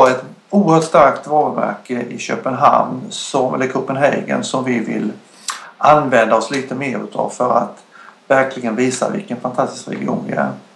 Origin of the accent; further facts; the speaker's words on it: Dalarna County, Sweden; Jag kommer ju från Dalarna